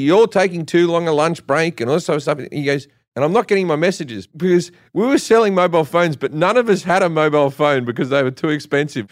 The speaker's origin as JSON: {"language": "English", "country": "Australia", "said": "I'm Australian"}